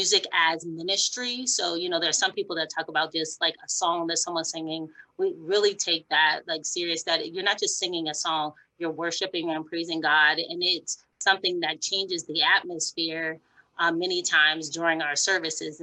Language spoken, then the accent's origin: English; Massillon, Ohio, United States; also born or lived in West Virginia; moved to Ohio pretty early and grew up in Perry, Maslin area